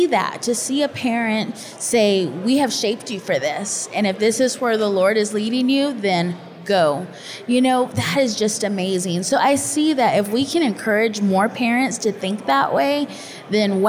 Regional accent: Texas, United States; moved away as an adult; now in Kentucky, United States; I was born and raised in Texas and called to Kentucky

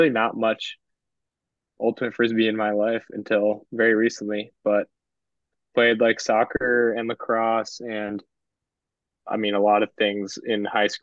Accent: Southern California, United States; moved away; I'm from Southern California

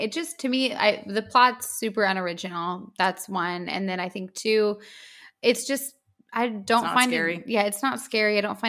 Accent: United States; I am an American

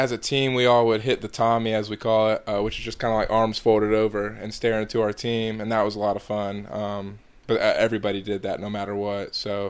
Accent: Georgia, United States; I'm from Georgia, but I don't think I have a Southern accent at all.

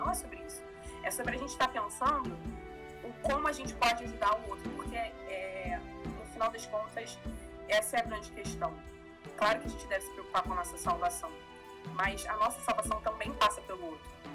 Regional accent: Brazil; a gente é brasileiro

